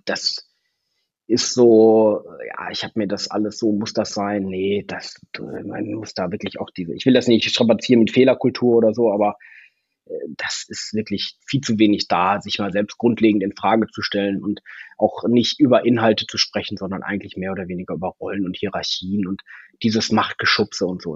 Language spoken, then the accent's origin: German; Ostwestfalen-Lippe, North Rhine-Westphalia, Germany; in Ostwestfalen-Lippe, in meiner Heimat